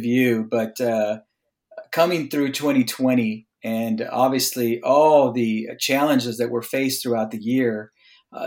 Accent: Mecca, California, United States; now in Los Angeles, United States; I grew up down in the Coachella Valley, down by Palm Springs, in a little town called Mecca

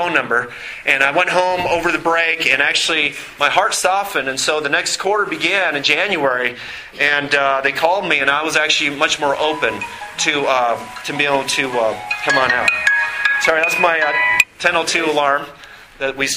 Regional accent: Minnesota, United States; also born or lived in Montana; when I was five, when we moved to Minnesota from Montana

